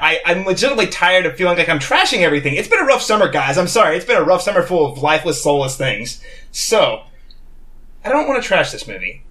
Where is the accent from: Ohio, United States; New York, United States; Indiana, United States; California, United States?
Indiana, United States; Connersville; born or raised there; moved away